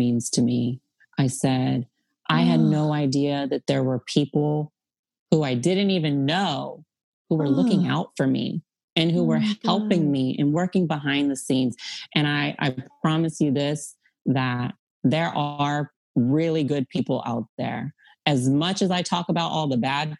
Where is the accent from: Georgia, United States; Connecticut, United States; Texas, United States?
Texas, United States; I'm from Texas